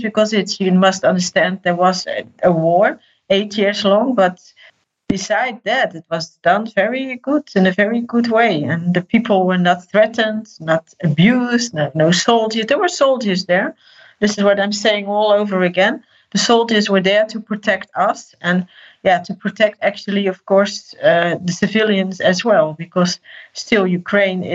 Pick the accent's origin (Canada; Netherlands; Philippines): Netherlands; I'm from the Netherlands